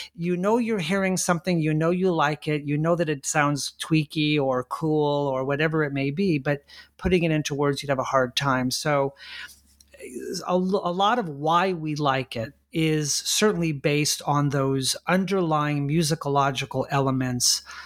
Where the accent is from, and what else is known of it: La Mirada, California, United States; born or raised there